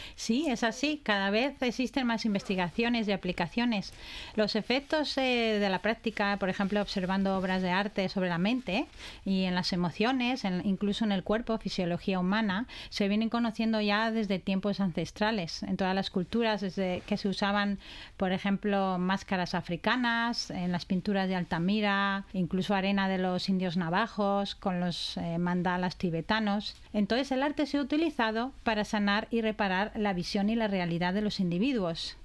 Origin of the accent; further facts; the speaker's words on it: Spain; also born or lived in Australia; now in Brisbane, Australia; soy española y australiana